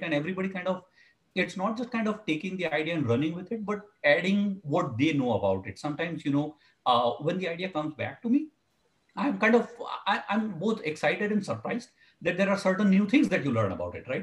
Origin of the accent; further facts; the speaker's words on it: India; now in California, United States; When when I was growing up in India, uh, I'm originally from India